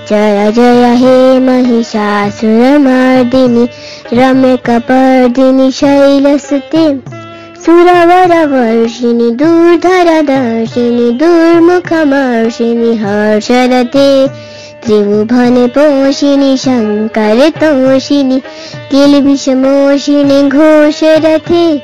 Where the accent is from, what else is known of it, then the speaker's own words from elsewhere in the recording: Rohtak, Haryana, India; born there; मेरा जन्म हरियाणा के रोहतक शहर में हुआ है